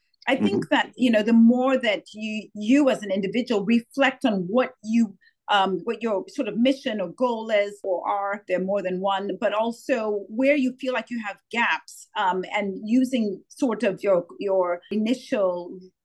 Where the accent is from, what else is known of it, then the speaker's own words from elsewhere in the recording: Zambia; moved away as an adult; also born or lived in United States / United Kingdom; I was born and raised in Zambia, Southern Africa